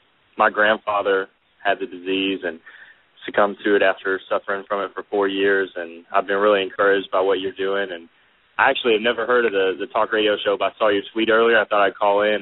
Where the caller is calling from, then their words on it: Bowling Green, Kentucky, United States; I'm calling from Bowling Green, Kentucky.